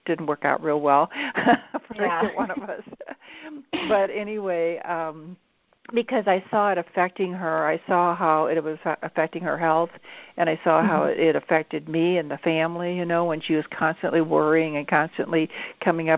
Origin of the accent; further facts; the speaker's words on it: St. Louis, Missouri, United States; was raised in St. Louis